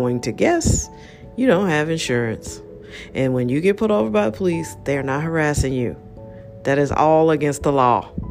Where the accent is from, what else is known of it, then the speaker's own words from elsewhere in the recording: United States; I'm an American